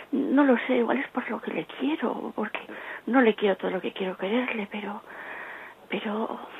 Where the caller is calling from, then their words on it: Bilbao, Basque Country, Spain; de Bilbao.